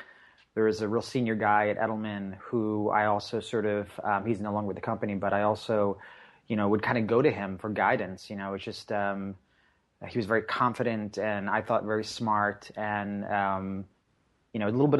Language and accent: English; Long Island, New York, United States; In terms of just sort of like, growing up in Long Island, you had this sort of, Long Island definitely has its people they call their own